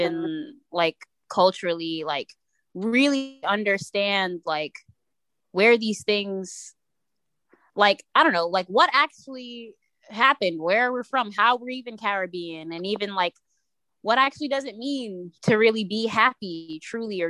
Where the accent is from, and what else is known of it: New York, United States; born or raised there